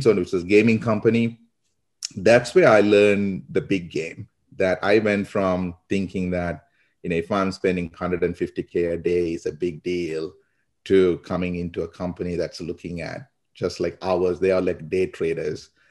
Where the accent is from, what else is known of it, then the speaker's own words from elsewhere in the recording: Sri Lanka; now in United States; I grew up in Sri Lanka, um, so a lot of people, that's where my accent is from. Uh, but I've been in the U S for about twenty years now